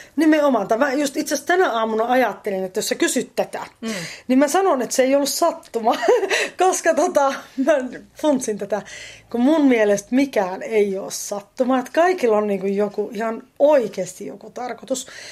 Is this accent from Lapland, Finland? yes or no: no; Varkaus, North Savo, Finland; also born or lived in Joroinen / Savonlinna / Orivesi / Helsinki; now in Lahti, Finland; Mähän olen syntynyt tuolla Varkaudessa ja asunut Itä-Suomessa, Varkaudessa, Joroisissa, Savonlinnassa – aikaisemmin